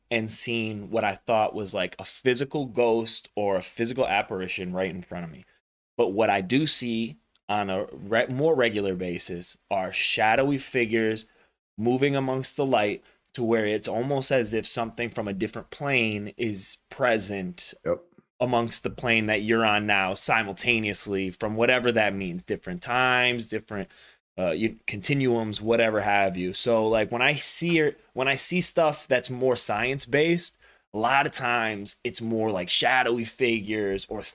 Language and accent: English; the South, United States; I grew up in the South